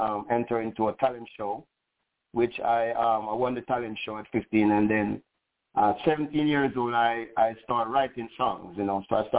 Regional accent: Montego Bay, Saint James, Jamaica; also born or lived in Kingston, Jamaica; And I was born in Kingston, Jamaica. Leave Kingston at an early age and moved to Montego Bay. You know, I live outside of Montego Bay, a little area they call Adelphi. And that's where I grew up and to my adult age, and went to school in Montego Bay.

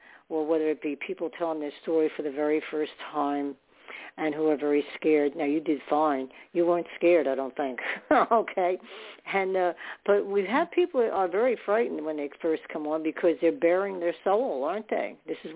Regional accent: New York City, New York, United States; I was born in New York

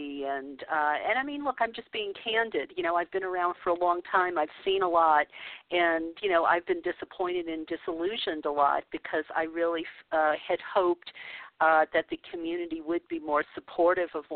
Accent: New Orleans, Louisiana, United States; moved away as an adult; now in California, United States; I came up in New Orleans, and I was 30 years old before I moved to California

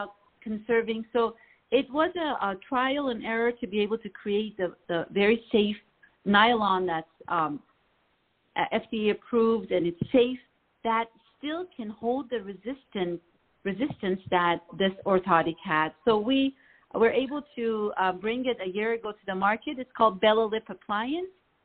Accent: Iran; now in Los Angeles, United States; I grew up in Iran

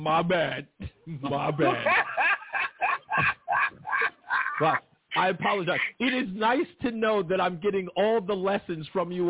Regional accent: New York City, New York, United States; I grew up in Queens.

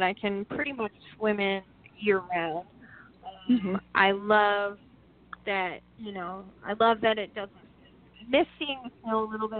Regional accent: Maine, United States; Growing up in the Northeast, like when I grew up in Maine, we were literally on like the last street on the edge of town

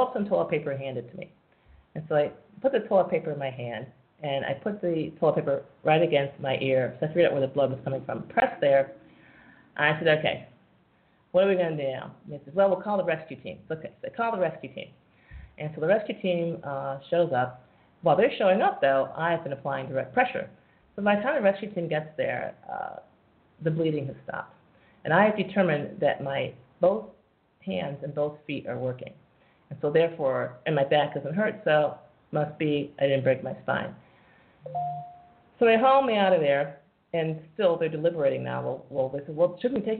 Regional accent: United States; as an American tourist

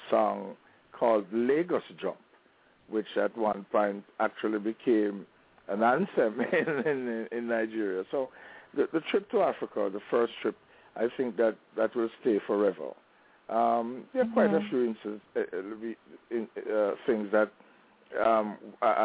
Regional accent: Jamaica; growing up in Jamaica

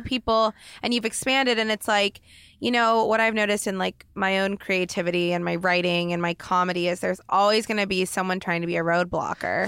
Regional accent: Oregon, United States; moved away as an adult; now in Los Angeles, United States; growing up in Oregon

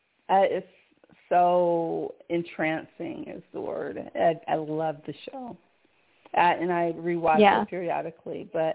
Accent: Conyers, Georgia, United States; I'm from Georgia. And I'm from Conyers, Georgia, but I've never been to Savannah, not yet.

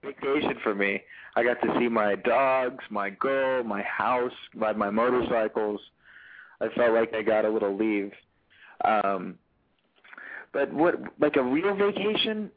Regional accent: Los Angeles, California, United States; also born or lived in Newport Beach, California / Charleston, South Carolina; I'm born and raised in Los Angeles, California

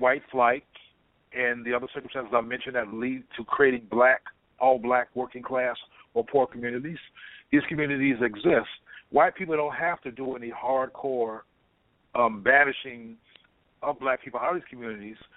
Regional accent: Compton, California, United States; I'm from Compton, California

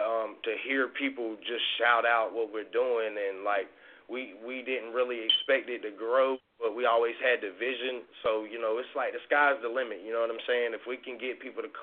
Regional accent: Wilson, United States; I'm from Wilson

